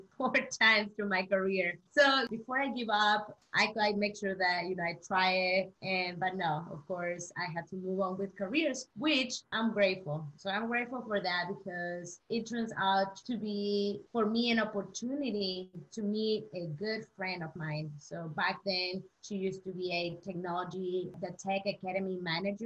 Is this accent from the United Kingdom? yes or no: no; Chihuahua, Mexico; I am from Mexico, Chihuahua.